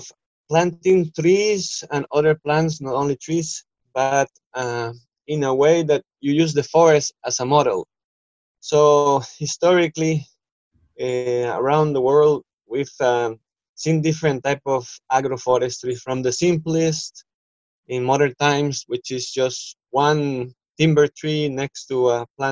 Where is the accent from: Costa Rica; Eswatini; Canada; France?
Costa Rica; moved away as an adult; now in Ecuador; I am originally from Costa Rica in Central America